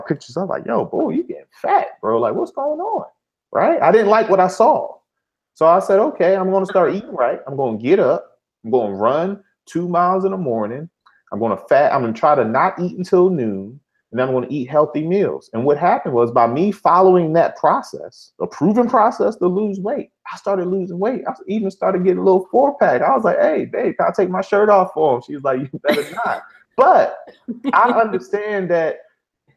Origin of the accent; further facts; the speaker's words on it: Philadelphia, Pennsylvania, United States; I'm from Philly